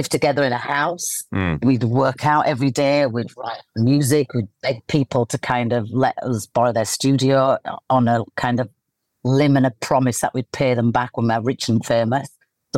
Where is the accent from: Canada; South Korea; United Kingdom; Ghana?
United Kingdom; Leeds, Yorkshire and the Humber; I'm in my hometown of Leeds, in the countryside with my dogs.